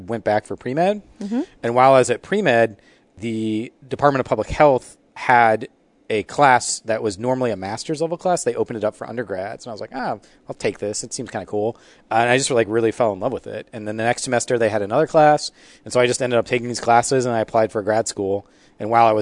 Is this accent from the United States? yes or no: yes; Columbus, Ohio, United States; from Columbus, Ohio